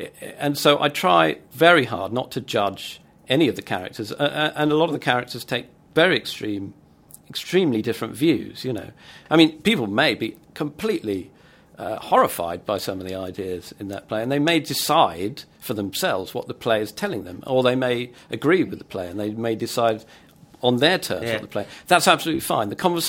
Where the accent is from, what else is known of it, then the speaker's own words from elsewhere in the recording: Mill Hill, London, United Kingdom; I'm from Mill Hill.